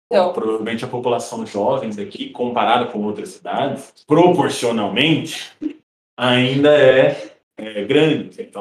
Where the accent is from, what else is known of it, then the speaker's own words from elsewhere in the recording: Francisco Beltrão, Paraná, Brazil; Jamais de Banco. sou de Francisco Beltrão.